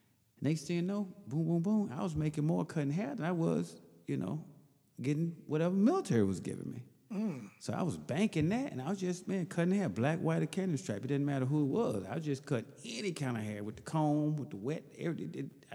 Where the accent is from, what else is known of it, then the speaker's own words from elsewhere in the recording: Mississippi, United States; That's interesting, though, because originally I'm from Mississippi, and I went in the Air Force